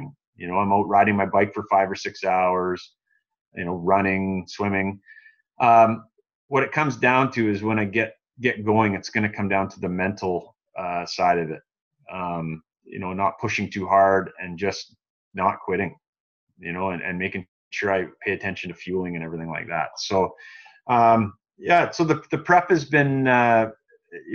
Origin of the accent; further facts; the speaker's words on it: Canada; as a Canadian, I would much rather be going in December